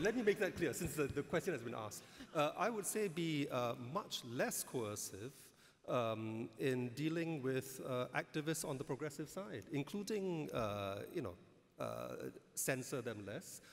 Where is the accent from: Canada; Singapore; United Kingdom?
Singapore; as an Indian, I'm glad I've grown up in a society that has Malays and Chinese